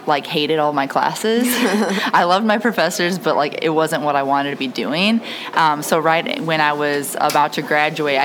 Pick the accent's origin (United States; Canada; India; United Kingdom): United States; Rock Island, Illinois; also born or lived in Peoria, Illinois; we are born and raised in the Quad Cities. We went to Washington, then we went to Rock Island High School